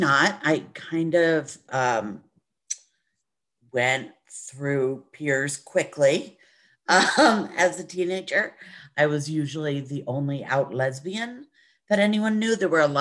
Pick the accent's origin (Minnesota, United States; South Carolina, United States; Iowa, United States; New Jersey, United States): New Jersey, United States; I grew up in Jersey